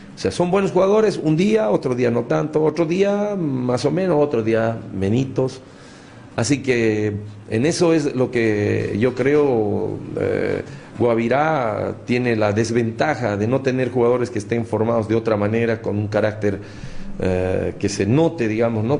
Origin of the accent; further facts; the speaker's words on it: Bolivia; como bolivianos